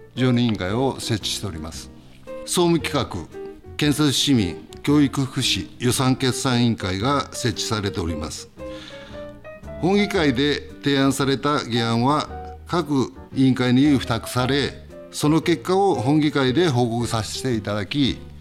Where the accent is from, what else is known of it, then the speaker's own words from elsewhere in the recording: Kani, Gifu, Japan; 住まいは生まれも育ちも金市今あたりでございます